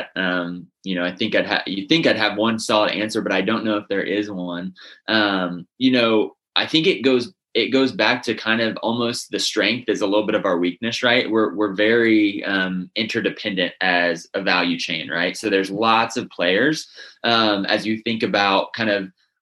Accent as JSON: {"language": "English", "region": "Northern Indiana", "country": "United States", "tie": "born or raised there", "said": "I'm from Northern Indiana. I grew up in a big family of pork producers"}